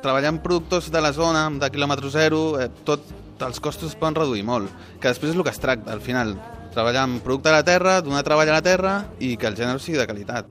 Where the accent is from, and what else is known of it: Catalonia, Spain